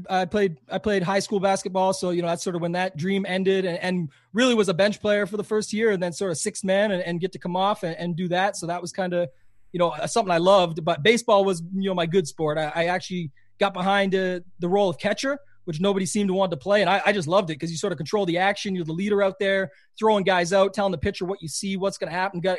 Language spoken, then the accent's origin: English; Canada; most people would say this that know me quite well is I'm way more American than I am Canadian.